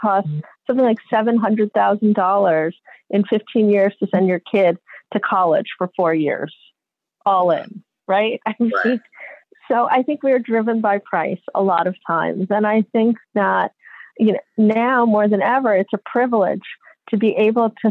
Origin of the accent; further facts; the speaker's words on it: New York, United States; also born or lived in Mexico City; now in Marin, United States; I grew up in New York